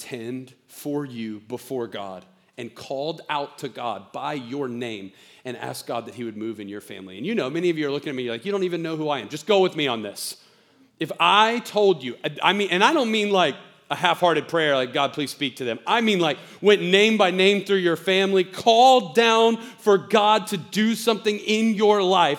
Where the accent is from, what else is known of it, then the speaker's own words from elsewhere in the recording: the South, United States; I'm from the South